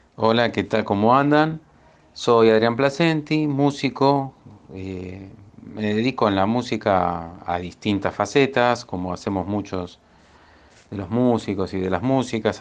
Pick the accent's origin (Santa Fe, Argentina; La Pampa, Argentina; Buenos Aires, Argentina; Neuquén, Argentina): Buenos Aires, Argentina; soy de Buenos Aires